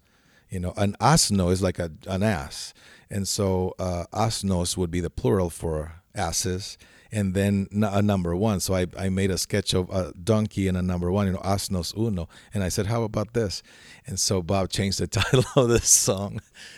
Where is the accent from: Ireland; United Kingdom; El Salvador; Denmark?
El Salvador; now in Arizona, United States; I live in Arizona, which has a border with Mexico. Yet my background is, you know, I grew up in El Salvador in Central America.